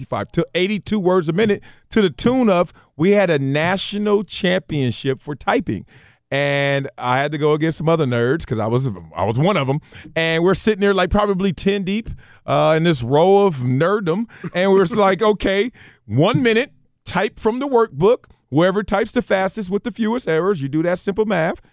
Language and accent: English; Compton, California, United States; Big old guy like me growing up in Compton, South Central